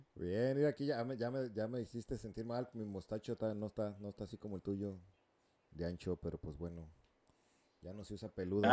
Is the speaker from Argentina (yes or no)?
no; Mexico; moved away as an adult; also born or lived in California, United States / Costa Rica (mother's origin); now in United States; yo nací en el estado en California, pero vivía allá en México la mayoría pues, de, de, niño y mi adolescencia. Ya me, me, regresé para acá como a los 20